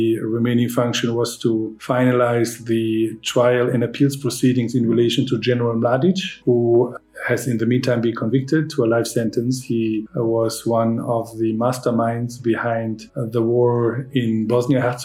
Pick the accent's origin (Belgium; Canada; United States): Belgium; I'm from Belgium.